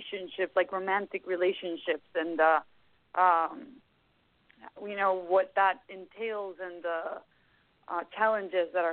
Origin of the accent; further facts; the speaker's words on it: Guatemala; growing up in Guatemala, Central America